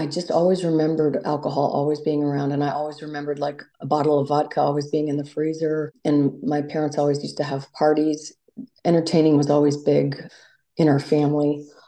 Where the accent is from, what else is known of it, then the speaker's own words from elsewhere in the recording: Virginia Beach, Virginia, United States; I grew up in Virginia Beach.